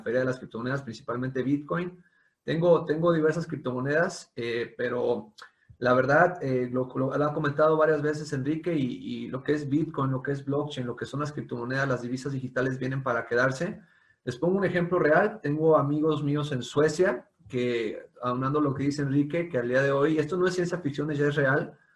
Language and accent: Spanish; Mexico; como mexicanos